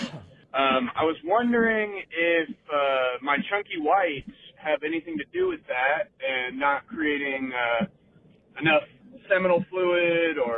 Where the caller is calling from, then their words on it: United States; Hi, Dr. Jeans. … from Washington.